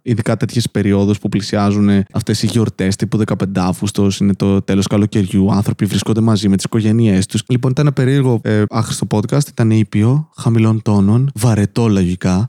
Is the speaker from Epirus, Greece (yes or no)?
no; Serres, Central Macedonia, Greece; Επομένω είμαι Έλληνα και μεγάλωσα εδώ, στην Ελλάδα. Αν οι Σέρε μετράνε και Ελλάδα, δεν ξέρω.